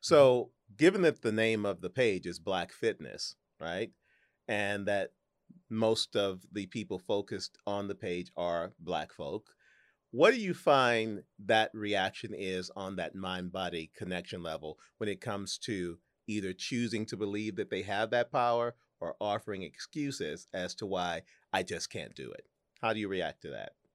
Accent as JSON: {"language": "English", "town": "St. Louis", "region": "Missouri", "country": "United States", "tie": "born or raised there", "moved": "yes", "said": "my hometown of Saint Louis"}